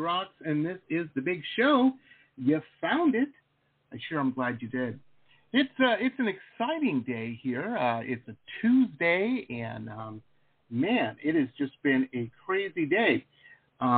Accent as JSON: {"language": "English", "town": "Detroit", "region": "Michigan", "country": "United States", "tie": "born or raised there", "said": "I grew up in Detroit, so drove through Ohio many, many times"}